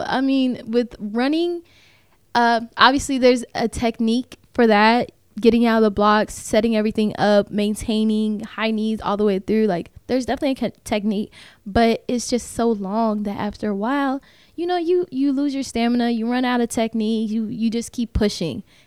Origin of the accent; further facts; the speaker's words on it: Tampa, Florida, United States; moved away as an adult; now in Kentucky, United States; I'm from Tampa